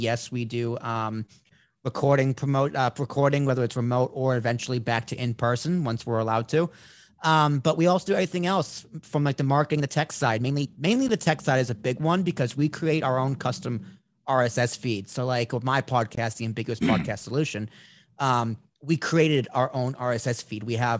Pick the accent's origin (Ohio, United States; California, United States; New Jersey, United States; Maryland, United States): New Jersey, United States; I'm from New Jersey. We live in New Jersey.